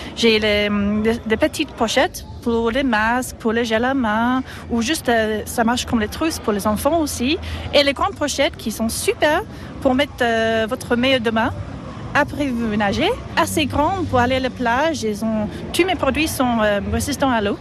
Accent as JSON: {"language": "French", "region": "England", "country": "United Kingdom", "also_born_or_lived": "Antibes, France", "second_language": "French", "moved": "as an adult", "lives_now": "France", "said": "je suis anglaise"}